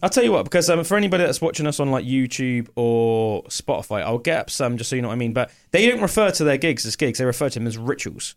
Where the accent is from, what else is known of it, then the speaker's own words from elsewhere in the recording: England, United Kingdom; as an Englishman